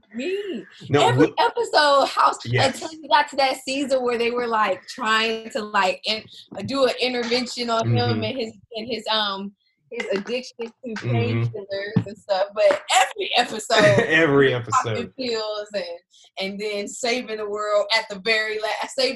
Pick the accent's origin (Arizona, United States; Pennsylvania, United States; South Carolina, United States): South Carolina, United States; moved away as an adult; also born or lived in Florida; now in Washington, D.C. area, United States; I'm from South Carolina